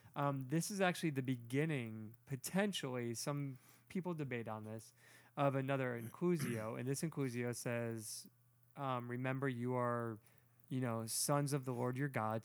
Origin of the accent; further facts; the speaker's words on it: Toledo, Ohio, United States; I'm from Toledo, the north